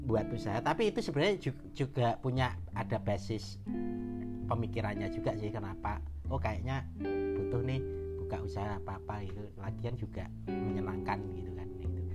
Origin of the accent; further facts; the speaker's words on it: Gunung Kidul, Special Region of Yogyakarta, Indonesia; saya asalnya Gunung Kidul ya.